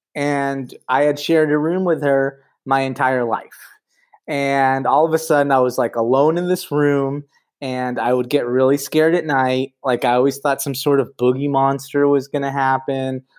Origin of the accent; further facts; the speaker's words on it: Los Angeles, California, United States; I grew up here in Los Angeles in the '80s